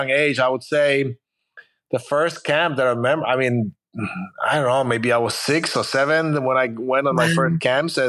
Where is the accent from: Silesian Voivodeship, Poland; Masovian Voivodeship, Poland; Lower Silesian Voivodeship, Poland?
Masovian Voivodeship, Poland; Warsaw; English is a second language; moved away as an adult; also born or lived in Chicago, United States; now in California, United States; I'm originally from Poland, from Warsaw. But I've lived here in the U.S. for a little bit over 30 years, so it's been a while. But I came when I was a little bit over 20 years old, so that's why I couldn't lose my accent. I learned English when I came here